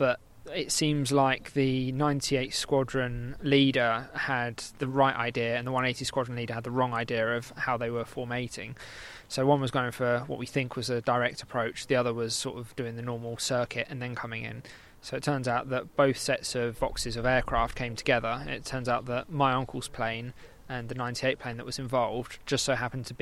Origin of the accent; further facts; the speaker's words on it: Milton Keynes, South East England, United Kingdom; I'm from Milton Keynes, so probably about 2 hours, 100-odd miles